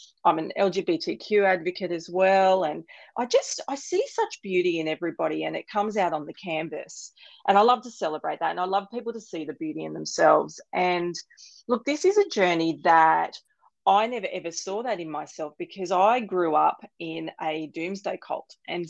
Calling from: Sunshine Coast, Queensland, Australia; Australia. I'm on the beautiful Sunshine Coast.

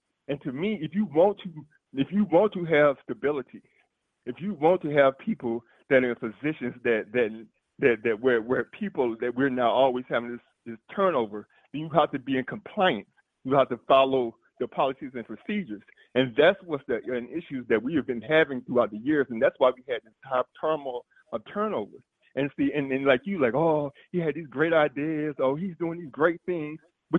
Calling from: Georgia, United States; I'm from calling from Georgia.

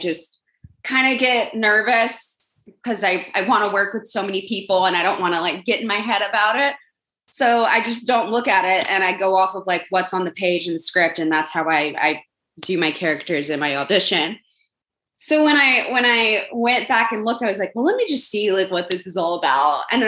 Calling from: Los Angeles, California, United States; Los Angeles.

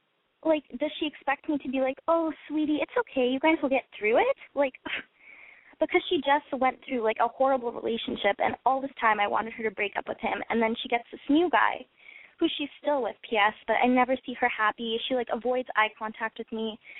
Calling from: Canada; I'm in Canada.

